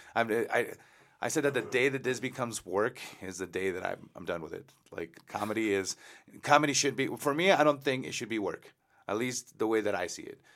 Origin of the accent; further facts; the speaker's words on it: Mexico; now in El Paso, United States; I lived in Mexico, I was born in Mexico